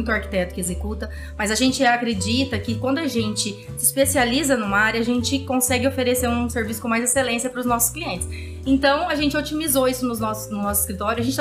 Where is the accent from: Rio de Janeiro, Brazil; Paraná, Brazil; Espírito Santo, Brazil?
Paraná, Brazil; Cianorte; moved away as an adult; tenho um escritório de engenharia em Cianorte. E já trabalhei fora, já trabalhei construindo plataforma de petróleo, em outras cidades. Vim para Norte, voltei para minha cidade natal e ancorei